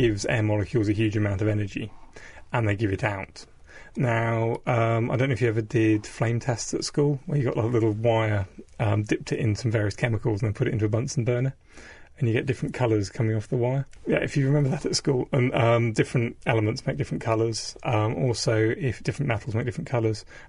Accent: South Devon, South West England, United Kingdom; I grew up in South Devon on the coast

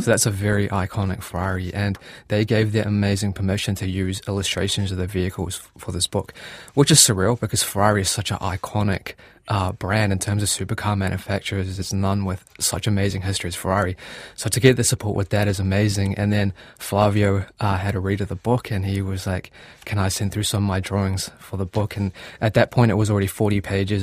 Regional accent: Gisborne, New Zealand; moved away as an adult; now in Auckland, New Zealand; I grew up in Gisborne

